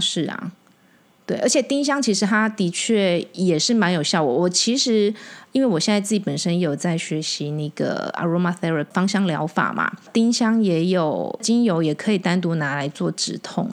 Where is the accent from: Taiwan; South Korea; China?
Taiwan; 我们讲台语